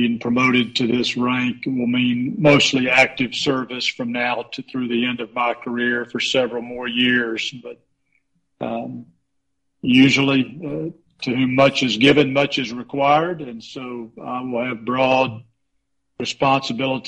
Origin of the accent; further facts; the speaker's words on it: Dawsonville, Georgia, United States; moved away as an adult; this is my hometown